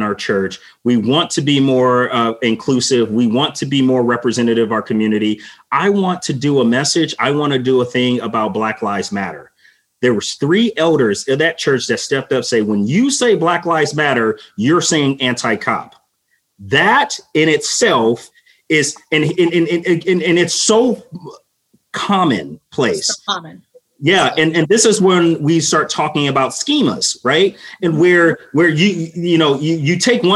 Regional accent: Los Angeles, California, United States; growing up in Los Angeles

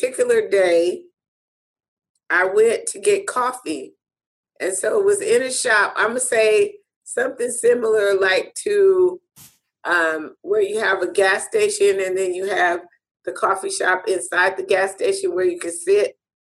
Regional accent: United States; I'm coming from America

